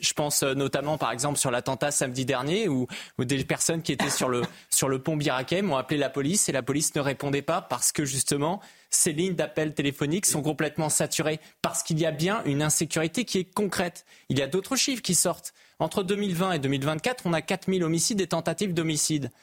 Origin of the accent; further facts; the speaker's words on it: Brittany, France; je suis breton